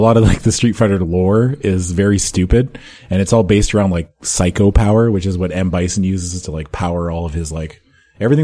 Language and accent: English; Saskatchewan, Canada; I was born in Saskatchewan.